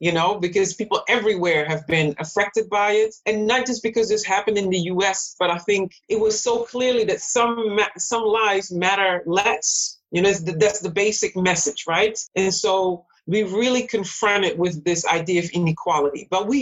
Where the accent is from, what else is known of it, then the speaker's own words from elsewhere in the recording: Netherlands; moved away as an adult; also born or lived in Suriname; now in United States; I was born and raised in the Netherlands, but still as an immigrant